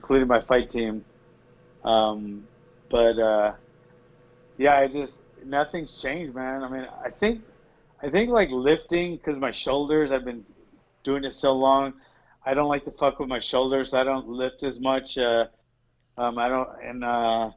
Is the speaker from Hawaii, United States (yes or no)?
yes; Honolulu, Hawaii, United States; now in Central California, United States; I'm from Honolulu, Hawaii.